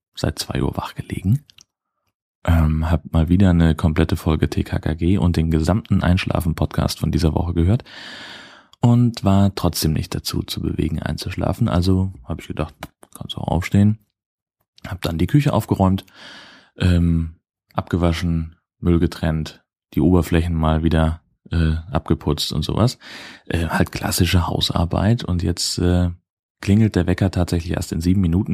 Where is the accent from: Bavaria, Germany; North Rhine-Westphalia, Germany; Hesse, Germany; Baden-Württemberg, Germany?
Hesse, Germany; now in Dithmarschen, Germany; ich komme ursprünglich aus einem der waldreichsten Gebiete Deutschlands